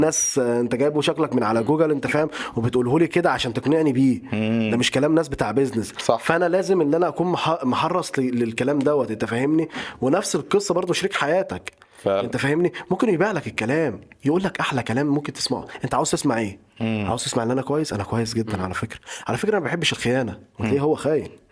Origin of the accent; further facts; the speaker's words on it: Upper Egypt, Egypt; انا راجل صعيدي آه، اهلي ناس صعايده